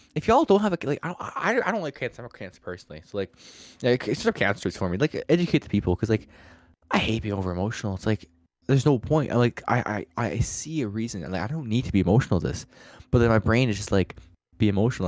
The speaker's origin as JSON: {"language": "English", "town": "Ottawa", "region": "Ontario", "country": "Canada", "tie": "born or raised there", "said": "I was born in Ottawa"}